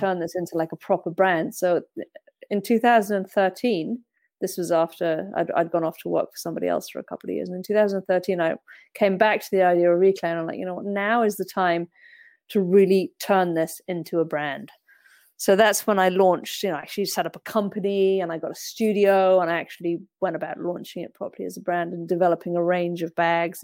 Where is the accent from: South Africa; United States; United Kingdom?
United Kingdom; Brecon Beacons, Wales; now in Mallorca, Spain; I grew up in Wales, in a very remote area of the Brecon Beacons National Park